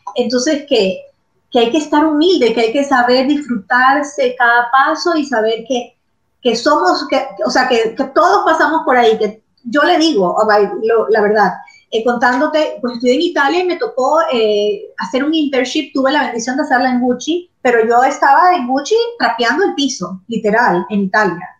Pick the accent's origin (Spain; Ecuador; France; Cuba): Ecuador; moved away as an adult; also born or lived in Florence, Italy; now in Miami, United States; yo me tenía que regresar a Ecuador, yo soy ecuatoriana